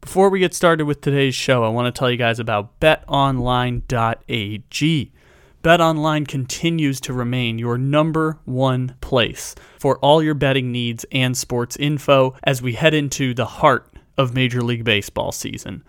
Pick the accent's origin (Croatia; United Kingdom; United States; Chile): United States